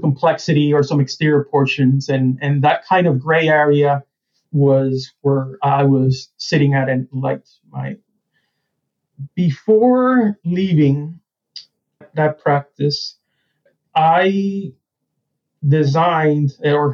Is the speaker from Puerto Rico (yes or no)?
yes; San Germán, Puerto Rico; moved away; I grew up in San Germán, Puerto Rico, which is one of the oldest towns in the Americas